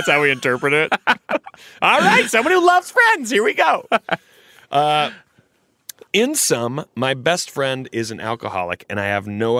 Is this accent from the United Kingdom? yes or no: yes; England, United Kingdom; I run fuelers. I grew up in England.